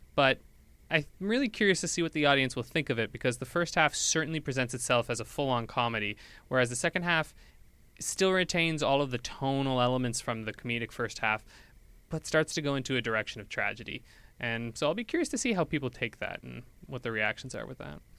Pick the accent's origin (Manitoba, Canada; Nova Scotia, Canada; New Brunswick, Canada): New Brunswick, Canada; moved away as an adult; now in Edmonton, Canada; I'm from New Brunswick. I'm not from Edmonton